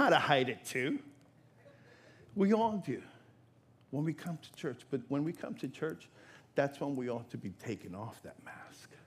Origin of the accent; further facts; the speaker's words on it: New York, United States; now in Florida, United States; I'm from New York